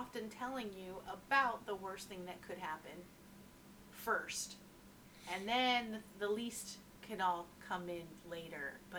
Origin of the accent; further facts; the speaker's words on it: Utah, United States; born there; my father lived, you know, where I was born in Utah.